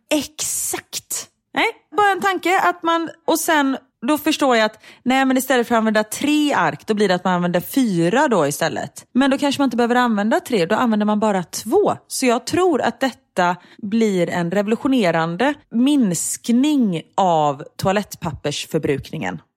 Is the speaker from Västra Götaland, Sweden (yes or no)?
yes; Gothenburg, Västra Götaland, Sweden